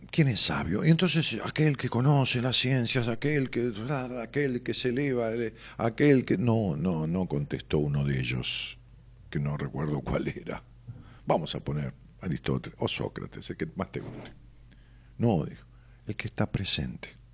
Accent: Ramos Mejía, Buenos Aires Province, Argentina; la casa donde yo nací, una casa pequeña que mis padres alquilaban este, allá en mis pagos, en Ramos Mejía

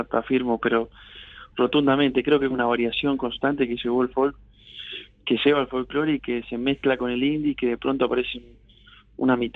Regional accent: Urdampilleta, Buenos Aires Province, Argentina; Pilleta traza la divisoria del medio entre Deró y, este, y Bolívar. Pertenecemos al partido de Bolívar, pero está justito en el medio.

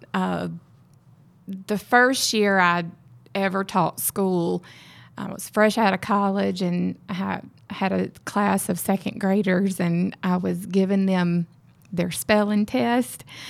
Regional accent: Mississippi, United States; moved away as an adult; also born or lived in West Texas; now in Texas, United States; I'm from Mississippi.

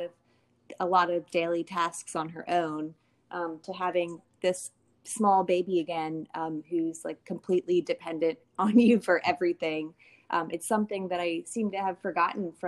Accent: Washington, District of Columbia, United States; moved away as an adult; also born or lived in Virginia; now in Washington, United States; I grew up in the D.C. area

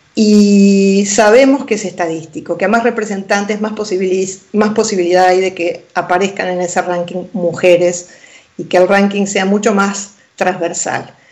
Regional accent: Argentina; moved away as an adult; also born or lived in Pinamar, Argentina; now in Spain; en Argentina, mi país natal

